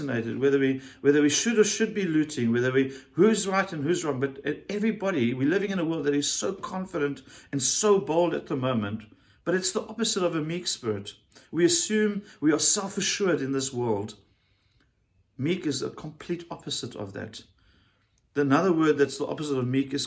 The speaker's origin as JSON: {"language": "English", "country": "South Africa", "said": "as a South African"}